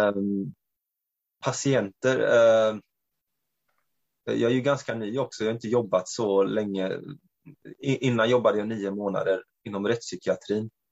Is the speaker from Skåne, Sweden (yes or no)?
no; Växjö, Kronoberg County, Sweden; also born or lived in Norway / Romania; född och uppvuxen här i Sverige, men till eh, ungerska föräldrar. Ehm, jag eh, har i princip bott på samma ställe hela mitt liv. Nere i södra Sverige, i Växjö